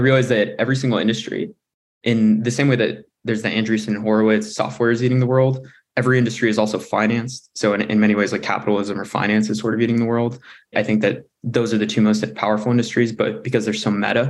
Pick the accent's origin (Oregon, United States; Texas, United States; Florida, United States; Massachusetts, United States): Oregon, United States; moved away as an adult; also born or lived in Berkeley, California; I was born and raised in Oregon